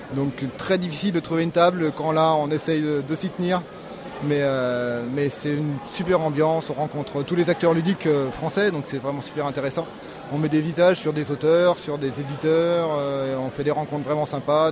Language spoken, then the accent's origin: French; Lyon, Auvergne-Rhône-Alpes, France; je suis de Lyon, lyonnais